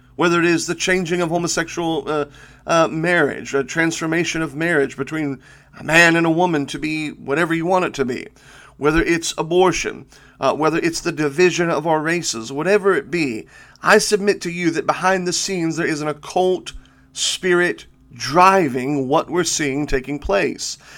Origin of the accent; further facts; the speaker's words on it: United States; we as American believers